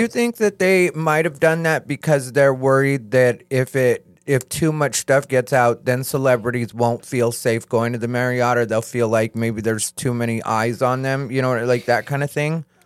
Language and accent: English; Arizona, United States; I'm from Arizona